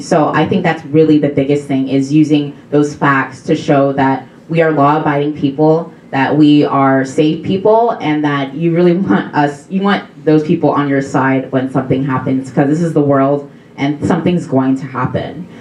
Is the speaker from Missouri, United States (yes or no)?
yes; Missouri, United States; I'm from Missouri and I go to Mizzou.